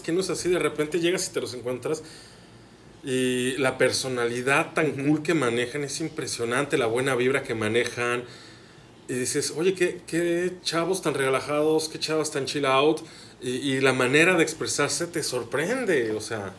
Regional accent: Mexico City, Mexico; moved away as an adult; now in Hermosillo, Mexico; Yo que soy chilango, yo que vengo de la Ciudad de México, ya tengo casi ocho años viviendo aquí en Hermosillo

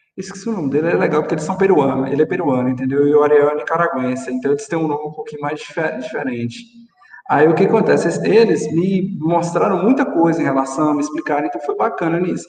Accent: northern Minas Gerais, Brazil; moved away as an adult; also born or lived in São Paulo (state); A questão mesmo é que eu sou de Minas, né? Então, eu sou da cidade norte de Minas, então eu estava em Minas Gerais.

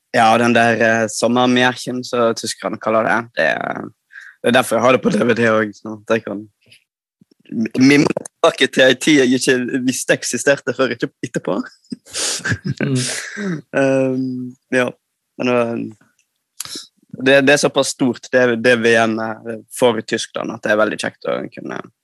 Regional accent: Førde, Vestland, Norway; now in Bergen, Norway; jeg er vestlending

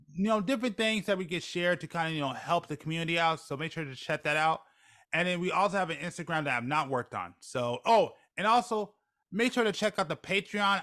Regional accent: United States; being American

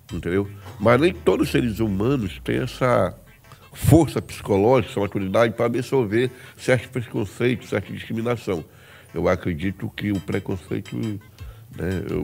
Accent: Belém, Pará, Brazil; É, eu saí de Belém até Guarulhos, né?

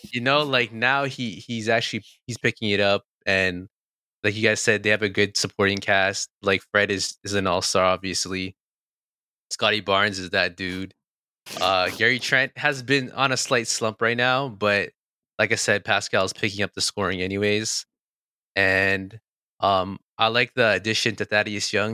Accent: Toronto, Ontario, Canada; we're from Toronto

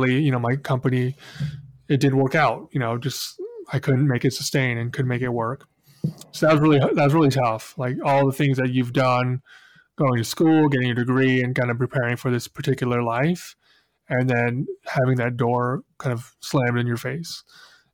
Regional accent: Spokane, Washington, United States; Grew up in the same town as Bill, Spokane, Washington

